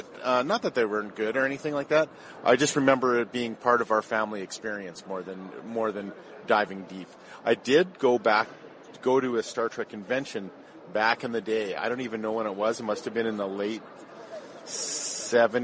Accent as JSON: {"language": "English", "town": "Edmonton", "region": "Alberta", "country": "Canada", "tie": "born or raised there", "said": "I grew up in Edmonton, Alberta, Canada."}